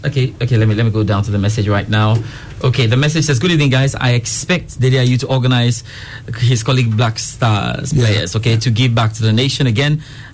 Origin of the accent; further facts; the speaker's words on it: Accra, Greater Accra, Ghana; Not Ashalibotwe. I grew up 37, actually.